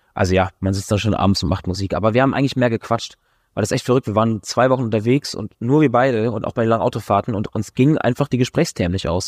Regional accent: Schleswig-Holstein, Germany; also born or lived in Hamburg; Ich bin in der Ostsee groß geworden

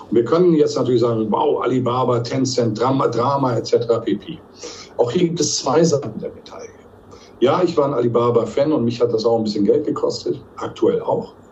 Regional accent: Hamburg, Germany; Also ich betone, ich bin ja Hanseat, ich komme ja aus Hamburg

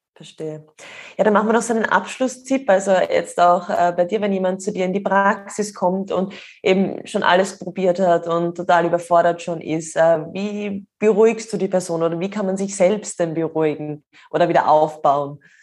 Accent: Austria; bei uns in Österreich

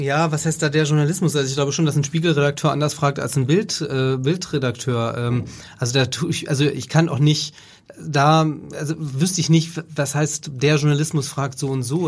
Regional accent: Germany; als Deutscher

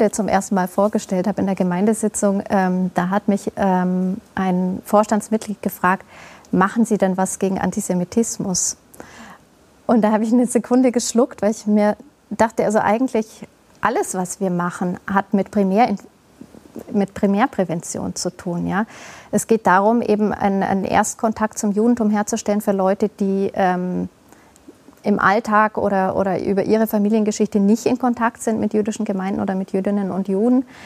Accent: Augsburg, Bavaria, Germany; natürlich in Augsburg für mich nochmal eine ganz andere Sache, als es in einer anderen Stadt wäre. Das ist meine Heimatstadt.

